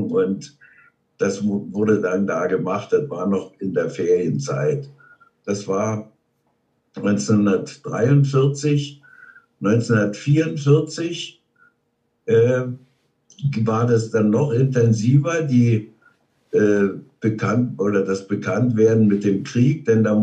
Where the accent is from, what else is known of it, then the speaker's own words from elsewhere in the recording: Görlitz, Saxony, Germany; Also äh, geboren bin ich in Görlitz. Das gehörte damals noch zu Schlesien, liegt jetzt an der polnischen Grenze. 1929. Äh, bin ich da geboren.